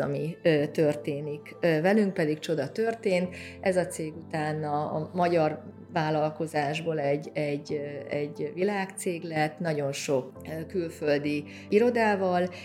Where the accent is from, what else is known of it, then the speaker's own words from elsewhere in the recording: Szeged, Csongrád-Csanád, Hungary; moved away as an adult; also born or lived in Budapest; Szegeden születtem, a szegedi ö, büszke ságváristák ö, ö, köréthez tartozom én is